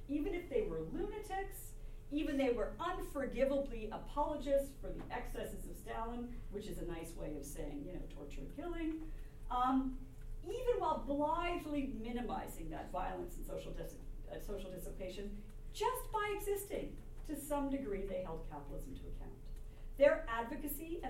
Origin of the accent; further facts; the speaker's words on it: Canada; I'm a Canadian